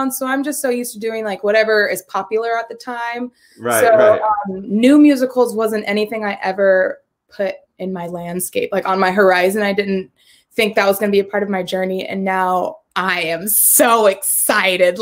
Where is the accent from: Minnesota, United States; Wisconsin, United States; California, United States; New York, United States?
California, United States; San Francisco Bay Area; moved away; I'm from the Bay Area